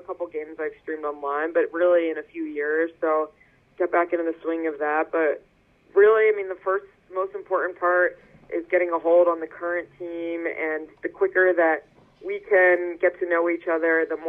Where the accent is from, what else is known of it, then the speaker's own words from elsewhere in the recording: Northeast, United States; people where I'm from and, like, growing up in the Northeast, people are definitely more straightforward.